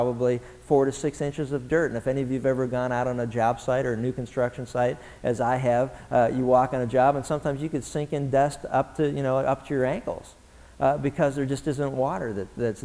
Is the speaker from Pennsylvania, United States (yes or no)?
yes; Pennsylvania, United States; now in Southern California, United States; I grew up in Pennsylvania